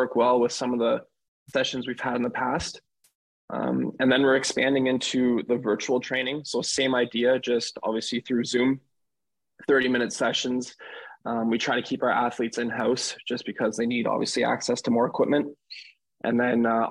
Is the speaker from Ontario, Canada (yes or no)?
yes; Cornwall, Ontario, Canada; also born or lived in Ottawa; a sports conditioning trainer back in my hometown of Cornwall, Ontario.